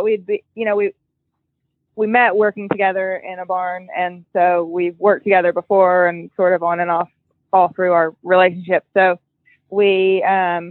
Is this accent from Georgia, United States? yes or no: yes; Marietta, Georgia, United States; moved away as an adult; now in Opelika, United States; where I grew up in Marietta, so it's in Georgia